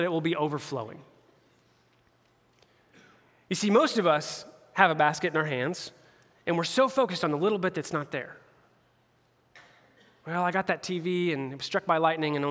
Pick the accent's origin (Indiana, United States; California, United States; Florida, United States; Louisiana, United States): Indiana, United States; hometown of the Pacers; I'm a homeboy. I like all my hometown teams